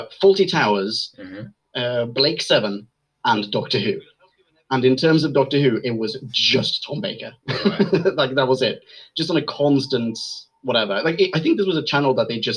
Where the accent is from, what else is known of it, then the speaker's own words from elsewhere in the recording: Sweden; I grew up in Sweden